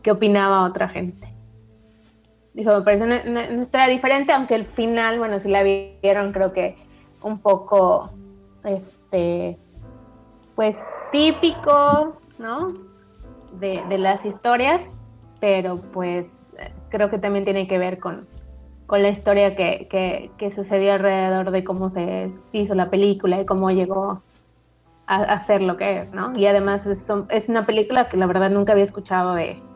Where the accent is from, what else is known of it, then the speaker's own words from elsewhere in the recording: Mérida, Yucatán, Mexico; De Mérida.